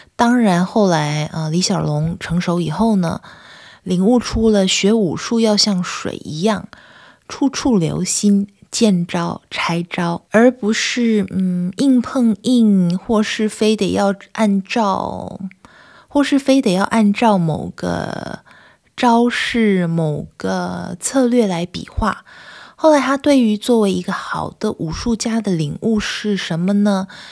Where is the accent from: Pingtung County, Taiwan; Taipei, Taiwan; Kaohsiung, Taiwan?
Kaohsiung, Taiwan; now in Netherlands; 我是高雄人，夏天的时候很热，很热，不过台风也很多